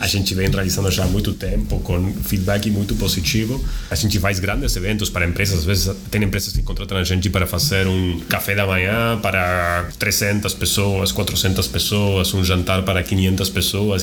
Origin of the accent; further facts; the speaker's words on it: Argentina; accent: Argentine; Portuguese is a second language; moved away as an adult; also born or lived in Tel Aviv, Israel; now in São Paulo, Brazil; pelo meu sotaque que eu é sou argentino